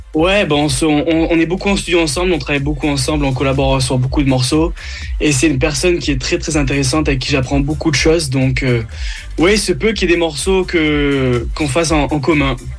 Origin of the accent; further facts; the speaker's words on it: London, United Kingdom; moved away; je suis né à Londres à la base, mon père était anglais